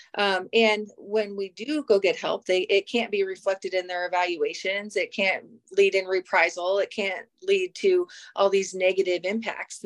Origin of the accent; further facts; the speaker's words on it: Kansas, United States; I'm from Kansas